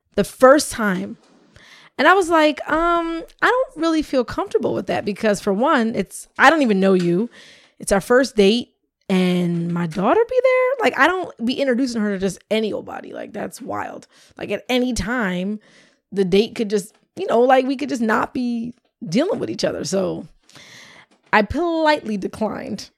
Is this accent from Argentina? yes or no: no; Camden, New Jersey, United States; also born or lived in Cherry Hill, New Jersey; I lived there, I went, I lived there till I was seven, but I went to school until fifth grade in Camden